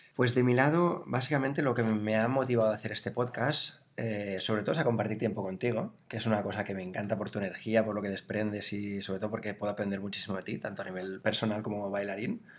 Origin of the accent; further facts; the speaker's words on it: Barcelona, Catalonia, Spain; nací en Barcelona